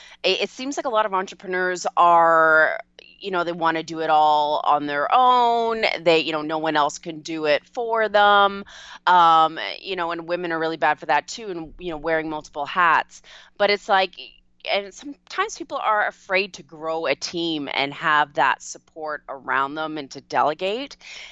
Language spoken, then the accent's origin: English; Canada; A lot of people don't realize I'm Canadian